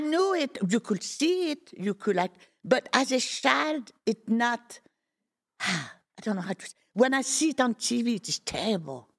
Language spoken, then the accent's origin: English; Fontainebleau, Île-de-France, France; moved away; also born or lived in Boulogne-sur-Mer, France; I am from Fontainebleau, but I was not born in Fontainebleau.